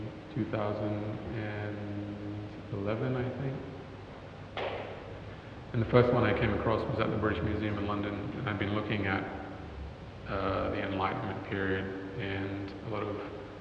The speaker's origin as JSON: {"language": "English", "town": "Cairns", "region": "Queensland", "country": "Australia", "tie": "born or raised there", "said": "I grew up in Cairns"}